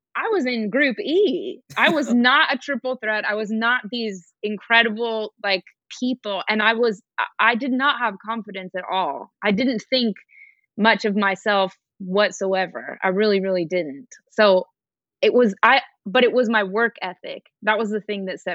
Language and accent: English; Denver, Colorado, United States; I'm from Denver, Colorado